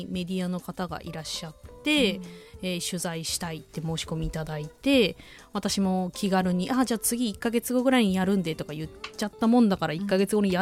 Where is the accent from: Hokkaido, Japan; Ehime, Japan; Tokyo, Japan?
Ehime, Japan; moved away as an adult; 私のふるさとの愛媛に18年も本当18年ぶりなので